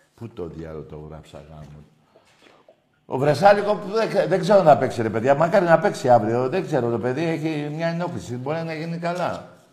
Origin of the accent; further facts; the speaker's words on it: Greece; εμείς είμαστε Έλληνες